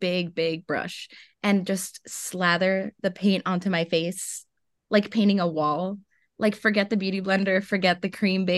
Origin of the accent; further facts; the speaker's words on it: Florida, United States; born there; also born or lived in Mexico / Atlanta; But yes, I was born in Florida and then moved back to Mexico for a few years.